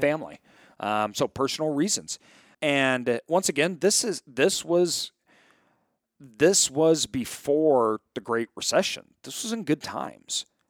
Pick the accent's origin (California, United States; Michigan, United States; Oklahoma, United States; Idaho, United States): Idaho, United States; Boise; I grew up in Boise.